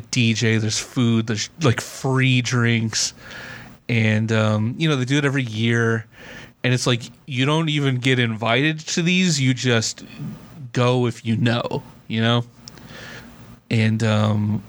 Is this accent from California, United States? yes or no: yes; Compton, California, United States; accent: flat American with a hint of Southern California; I have like the flattest American accent with like a hinge of Southern California because I say like so much and say cool. I grew up in Compton